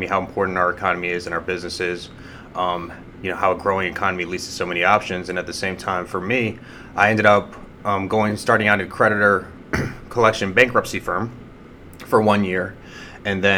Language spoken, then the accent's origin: English; Sandy Springs, Georgia, United States; also born or lived in Dunwoody, Georgia / Ann Arbor, Michigan; I grew up in Sandy Springs